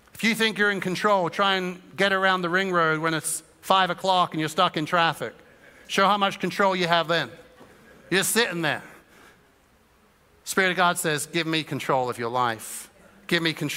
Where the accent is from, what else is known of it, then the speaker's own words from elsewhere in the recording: Suffolk, East of England, United Kingdom; Growing up in Suffolk